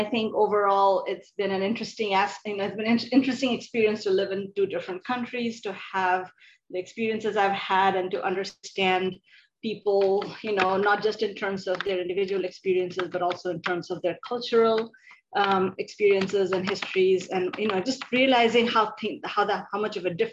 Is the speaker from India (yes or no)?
yes; India; moved away as an adult; also born or lived in New Delhi, India / Urbana-Champaign, Illinois, United States; now in Dallas-Fort Worth, United States; I am originally from India